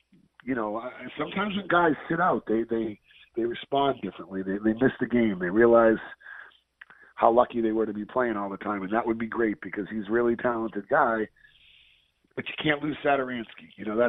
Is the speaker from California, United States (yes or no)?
no; Boston, Massachusetts, United States; moved away; I'm from Boston.